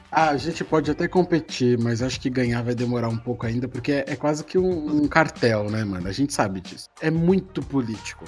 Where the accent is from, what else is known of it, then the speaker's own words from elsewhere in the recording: Brazil; eu sou brasileiro